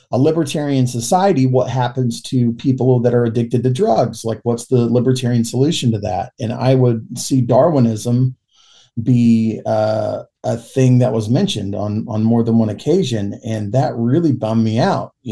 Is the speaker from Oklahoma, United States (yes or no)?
yes; Yukon, Oklahoma, United States; I've lived all my life in Oklahoma. I grew up in Yukon, Oklahoma. So like I, you know, lived around the Oklahoma City metro area, and Yukon is just kind of a suburb of Oklahoma City.